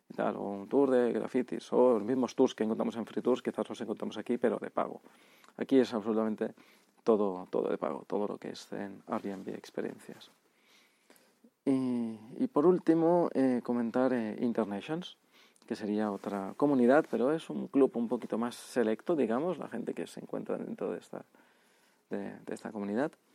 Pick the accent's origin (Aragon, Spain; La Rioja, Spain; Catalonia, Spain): Catalonia, Spain; Barcelona; now in São Paulo, Brazil; Barcelona, por ejemplo, que es de donde soy